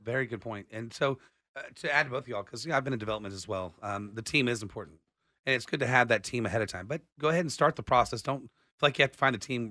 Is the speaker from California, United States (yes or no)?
no; Austin, Texas, United States; I was born and raised in Austin